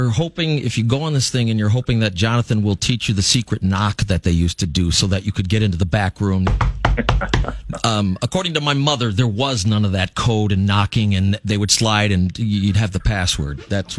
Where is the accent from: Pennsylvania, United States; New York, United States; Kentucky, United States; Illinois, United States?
Illinois, United States; Fox Lake; born or raised there